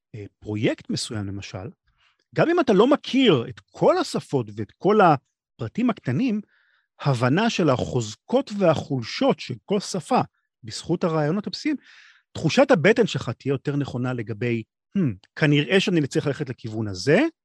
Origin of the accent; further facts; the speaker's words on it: Israel; אני מישראל, אבל הרבה מכל העולם